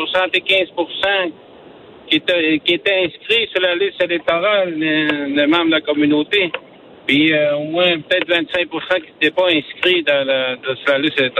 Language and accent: French; Natashquan, Quebec, Canada; J'étais chef de ma communauté. J'étais conseiller chez nous en Attachepone.